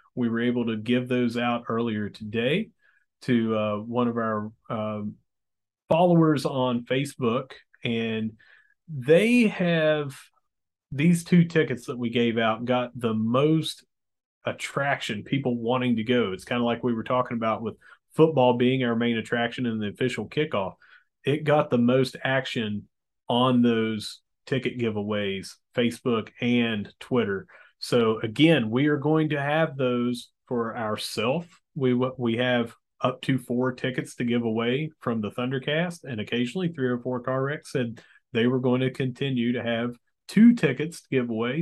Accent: Mingo County, West Virginia, United States; I'm from Mingo County

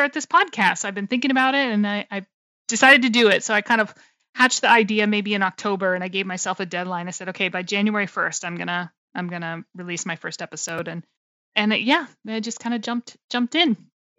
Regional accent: Maine, United States; moved away as an adult; also born or lived in California; I grew up in Maine, which is on the northeast, most northeastern state in the US

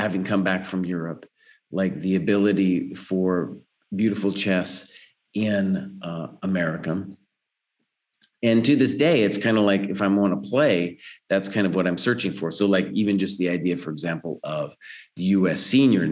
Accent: Santa Fe, New Mexico, United States; at this college in my hometown of Santa Fe

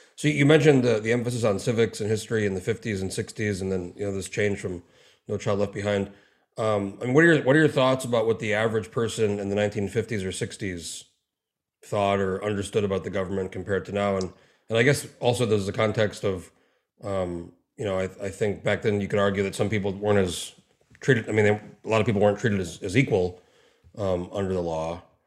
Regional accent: New Mexico, United States; moved away as an adult; now in Alaska, United States; I grew up in New Mexico. I moved to Alaska in 04

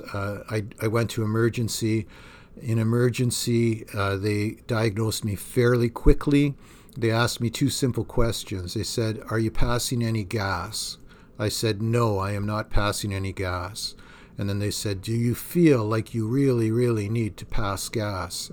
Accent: Thunder Bay, Ontario, Canada; moved away; I grew up in Thunder Bay, Ontario

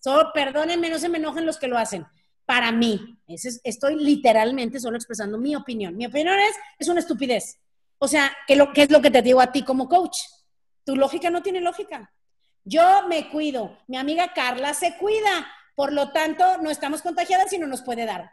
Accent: Mexico; como mexicanos

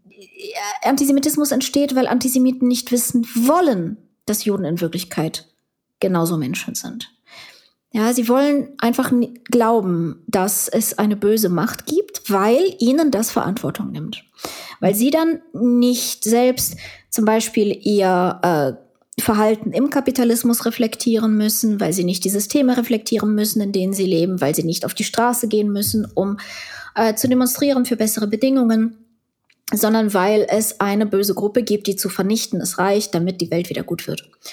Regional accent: Ukraine; now in Germany; ich war ja Ukrainerin

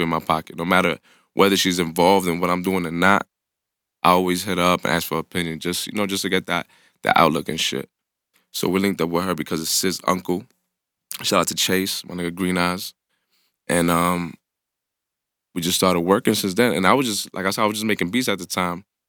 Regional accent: New York City, New York, United States; I grew up in the Bronx

